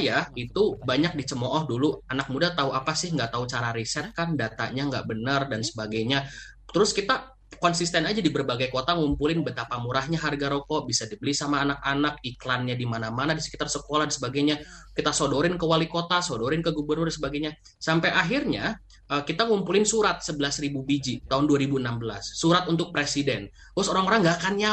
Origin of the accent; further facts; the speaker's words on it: Bandung, West Java, Indonesia; saya juga orang Margahayu Bandung.